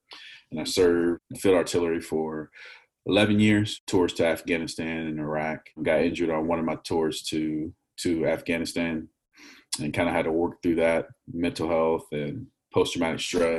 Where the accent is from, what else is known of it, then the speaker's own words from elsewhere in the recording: Frederick, Maryland, United States; also born or lived in North Carolina / Texas / Virginia; so I grew up late elementary school, middle school, and high school in Frederick, Maryland.